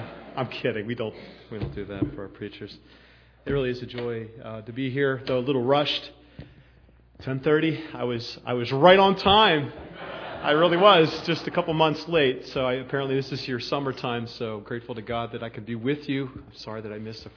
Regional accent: Philadelphia, Pennsylvania, United States; moved away as an adult; now in Millersville, United States; came from Philadelphia area to land here. So I'm not a native, and apparently you'll never be a native, even if you've lived here for 50 years, you know. So I'm used to the fact that I'm an outsider. I'm a Philadelphian, if you can't pick that up in my accent

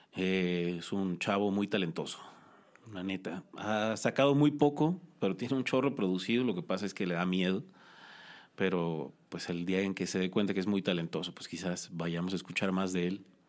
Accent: Culiacán, Sinaloa, Mexico; now in Cholula, Mexico; soy de Culiacán, Sinaloa

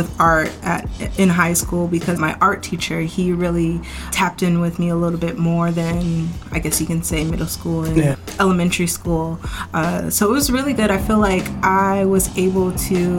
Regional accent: Seattle, Washington, United States; I was born here in Seattle, Washington. But I was first raised in Rainier Vista area, like Columbia City, like around here

